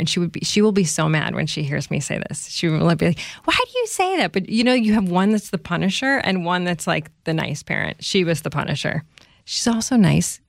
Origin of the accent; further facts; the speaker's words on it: Chicago, Illinois, United States; also born or lived in Pennsylvania; I grew up in the Chicago area.